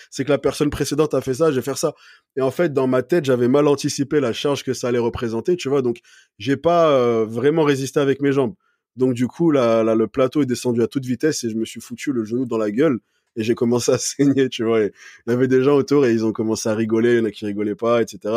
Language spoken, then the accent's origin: French; Valence, Auvergne-Rhône-Alpes, France; also born or lived in Paris / Montpellier / United States / Lyon; Alors, de base, je suis de Paris, mais après, j'ai grandi dans le sud, donc vers Valence. ce qui est côté Grenoble, Lyon, enfin, ce secteur-là. Puis après, j'étais à Montpellier, je suis remonté à Paris, j'ai vécu aux États-Unis, à Lyon.